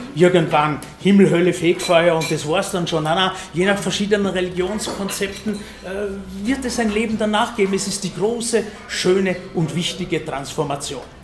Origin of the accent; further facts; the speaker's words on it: Vienna, Austria; bei uns in Wien